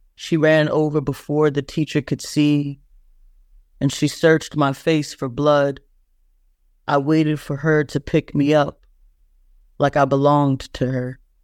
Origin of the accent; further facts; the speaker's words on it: Plantersville, South Carolina, United States; also born or lived in Georgetown, South Carolina; I grew up in Plantersville